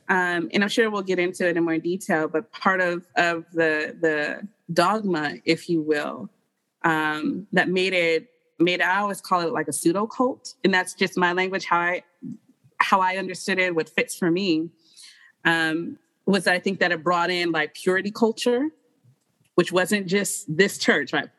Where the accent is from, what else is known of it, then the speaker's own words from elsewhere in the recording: Detroit, Michigan, United States; moved away as an adult; also born or lived in New York City; now in Phoenix, United States; I come from Detroit.